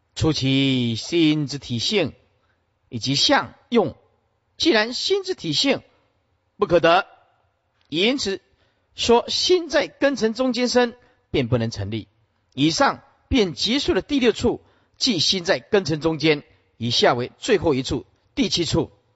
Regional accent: Sihu, Yunlin County, Taiwan; moved away; 我们出生的地方是云林县四湖乡，对吧？林厝村，似乎出生的地方是一个小农村啊

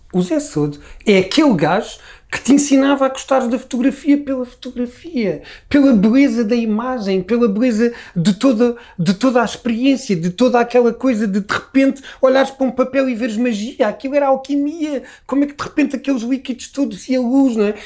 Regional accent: Lisbon, Portugal; accent: Lisbon; eu sou Lisboeta, eu digo telefone, e digo reunião, e digo todas essas pequenas particularidades que fazem de mim Lisboeta

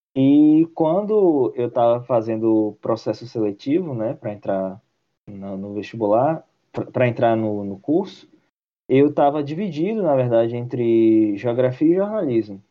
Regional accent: interior of Bahia, Brazil; Eu, eu cresci na cidade do interior da Bahia, que fica a 600 quilômetros de Salvador

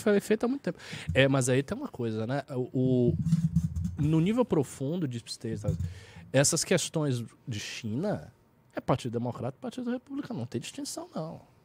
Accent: Salvador, Bahia, Brazil; eu tenho 34 e sou de Salvador, que é mais, é um pouco mais conservador a Bahia

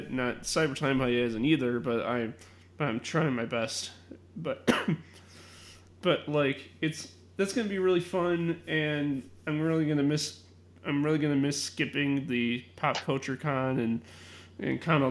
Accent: Chicago, Illinois, United States; I was born in Chicago. I was born and raised a Chicagoan

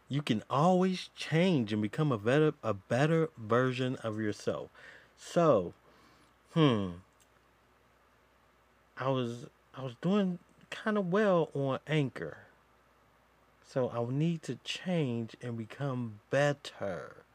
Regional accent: Georgia, United States

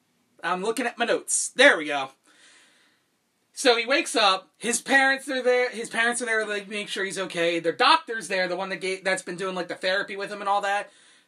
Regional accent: United States; me being an American

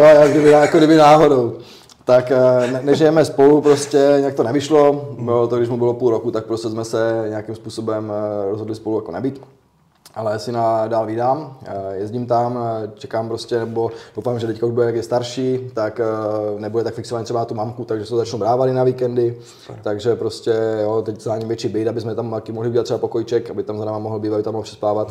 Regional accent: Otrokovice, Zlín Region, Czechia; u nás v Otrokovicích

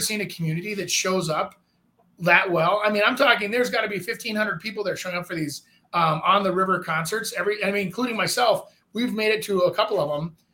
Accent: Brooklyn Park, Minnesota, United States; I grew up in Brooklyn Park.

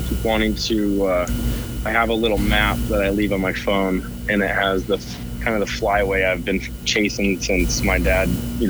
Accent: southern Washington, United States; now in Spokane, United States; I grew up hunting down in southern Washington, right on the Columbia River that splits Washington and Oregon.

